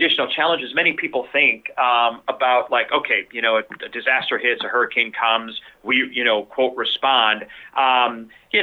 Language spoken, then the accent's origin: English; Milwaukee, Wisconsin, United States; moved away; in my hometown in Milwaukee, Wisconsin, and was a police officer there